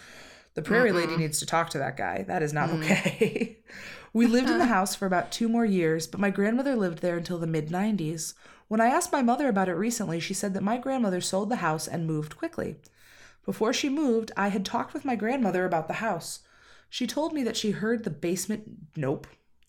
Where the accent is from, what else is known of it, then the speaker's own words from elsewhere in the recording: Tennessee, United States; I grew up in West Tennessee, which is my favorite state.